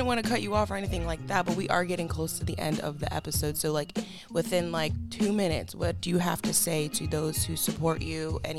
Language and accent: English; Pennsylvania, United States; we're from Pennsylvania